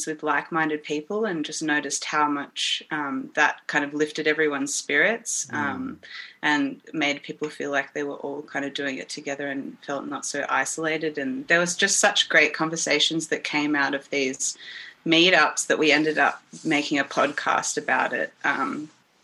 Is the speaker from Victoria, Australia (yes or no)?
yes; Melbourne, Victoria, Australia; I'm a musician from Melbourne. I've always been here, probably always will.